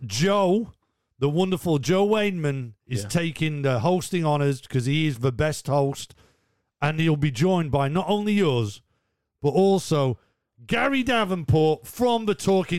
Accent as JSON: {"language": "English", "area": "Geordie", "region": "North East England", "country": "United Kingdom", "accent": "Geordie", "said": "I'm probably going to do all your heads in with my Geordie accent."}